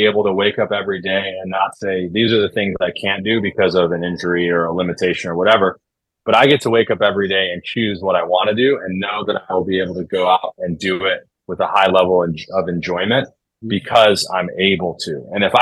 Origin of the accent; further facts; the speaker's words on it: Chicago, Illinois, United States; moved away as an adult; also born or lived in Denver / Dartmouth; now in Los Angeles, United States; I grew up in Chicago in the Midwest, like California, LA, and where I grew up might as well be, you know, two entirely different universes